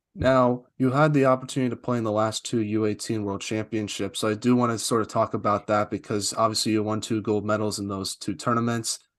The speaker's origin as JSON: {"language": "English", "country": "United States", "said": "I'm an American"}